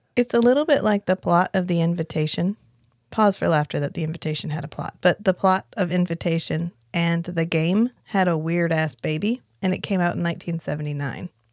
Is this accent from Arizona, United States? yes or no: no; North Carolina, United States; I'm from North Carolina